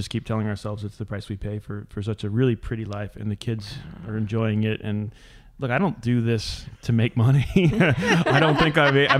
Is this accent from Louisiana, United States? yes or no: yes; New Orleans, Louisiana, United States; moved away as an adult; now in Dry Creek Valley, United States; I'm from New Orleans. Everything's flat